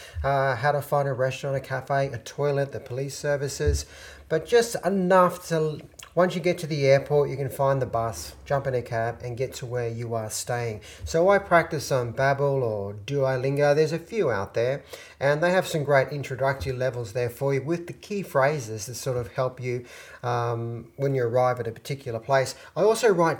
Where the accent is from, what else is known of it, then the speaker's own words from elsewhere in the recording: Australia; we're Australian